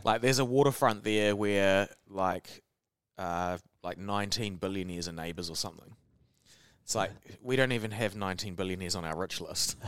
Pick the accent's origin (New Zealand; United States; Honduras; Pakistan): New Zealand; accent: Kiwi; They recognise my accent straight. I, I'd say hello, and they'd be like, "Oh, Kiwi."